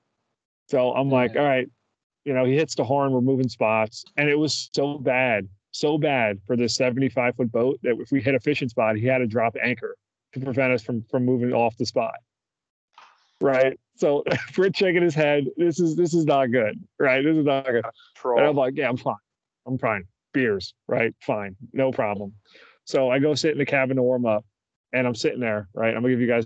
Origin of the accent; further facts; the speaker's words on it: New Jersey, United States; moved away; my home state of New Jersey